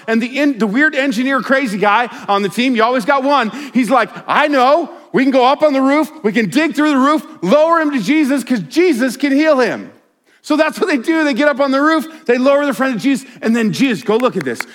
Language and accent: English; Colorado, United States; I grew up in Colorado